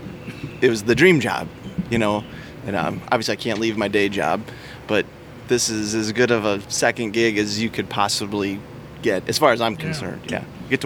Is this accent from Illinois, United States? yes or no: yes; Huntley, Illinois, United States; And I'm from Huntley. I live 3 minutes down the road.